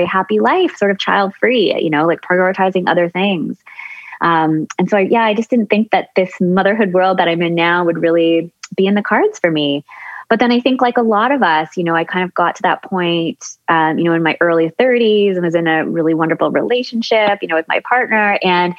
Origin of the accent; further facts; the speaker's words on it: Newmarket, Ontario, Canada; I grew up just outside of Toronto in a suburb called Newmarket